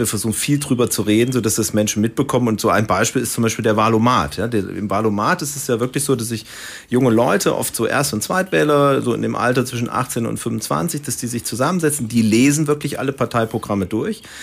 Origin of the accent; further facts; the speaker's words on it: Baunatal, Hesse, Germany; moved away; Ich komme also aus Nordhessen, aus Baunatal, ist bei Kassel